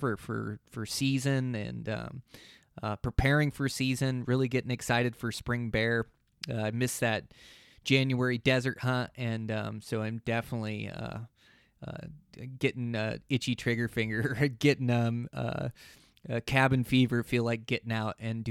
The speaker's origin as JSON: {"language": "English", "region": "Montana", "country": "United States", "said": "my home state of Montana"}